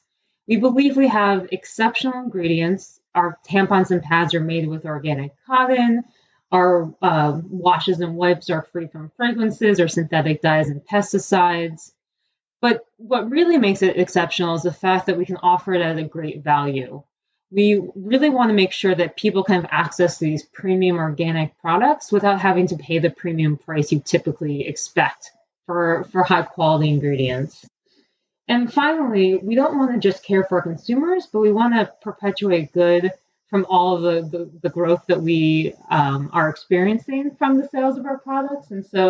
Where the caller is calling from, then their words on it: Cleveland, Ohio, United States; I'm actually dialing in from Cleveland, Ohio. I usually work out of Cincinnati